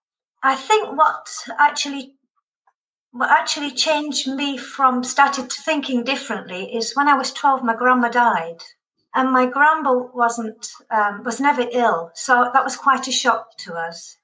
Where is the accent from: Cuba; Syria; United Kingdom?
United Kingdom; the north of England; now in Westerlo, Belgium; I grew up in the north of England, where practically everyone worked in cotton mills in the north of England.